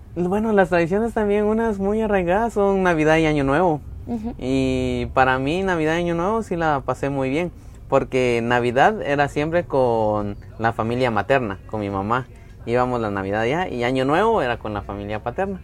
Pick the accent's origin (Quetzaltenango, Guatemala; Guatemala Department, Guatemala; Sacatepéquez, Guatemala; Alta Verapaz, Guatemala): Sacatepéquez, Guatemala; Antigua Guatemala; also born or lived in Jocotenango; Yo nací en Antigua, en el Hospital Nacional, pero vivo en Jocotenango. Es, una ciudad a la par.